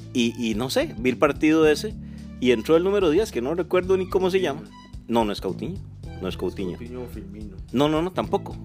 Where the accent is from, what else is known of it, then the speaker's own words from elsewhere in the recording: Siquirres, Limón, Costa Rica; yo soy, yo soy siquireño, soy, de, soy caribeño